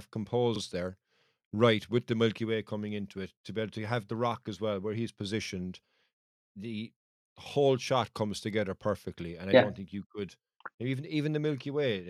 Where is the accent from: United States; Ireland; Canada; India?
Ireland; Cork, Munster; I'm from Cork